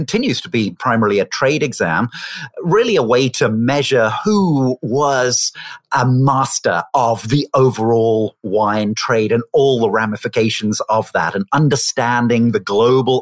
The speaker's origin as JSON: {"language": "English", "town": "Oxford", "region": "South East England", "country": "United Kingdom", "tie": "born or raised there", "said": "I grew up in the United Kingdom in Oxford"}